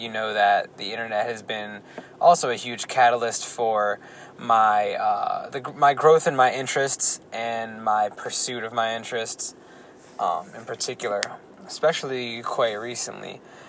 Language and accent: English; New Jersey, United States; also born or lived in Middletown, New Jersey / Red Bank, New Jersey / Lavallette, New Jersey; I was born and raised in New Jersey, right by the shore my entire life. If you know any of these towns, I moved from Middletown, then to Red Bank. And I've spent a lot of my time in Lavalette, where my grandma lived.